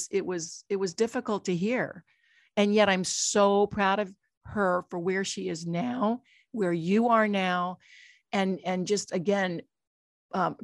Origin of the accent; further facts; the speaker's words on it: Dayton, Ohio, United States; growing up in Dayton, Ohio, in this little town